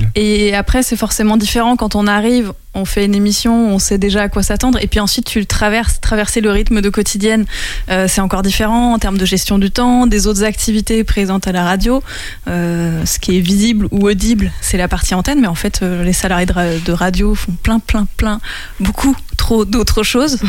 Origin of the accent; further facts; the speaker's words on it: Les Mureaux, Île-de-France, France; now in Angers, France; moi j'ai grandi dans les Yvelines